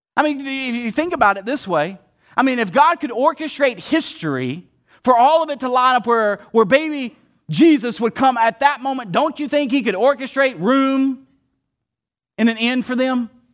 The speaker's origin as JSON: {"language": "English", "region": "the South", "country": "United States", "said": "I'm from the South"}